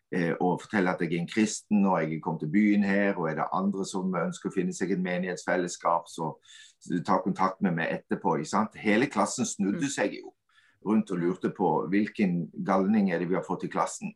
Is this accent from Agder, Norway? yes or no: yes; Kvinesdal, Agder, Norway; moved away as an adult; now in Stord, Norway; jeg er oppvokst i Kvinesdal. Flytta til Stord og har hatt de siste 20 årene her